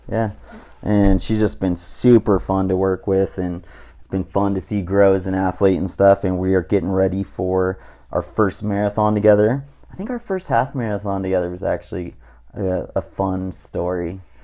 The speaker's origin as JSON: {"language": "English", "region": "Southern California", "country": "United States", "tie": "born or raised there", "said": "growing up in Southern California"}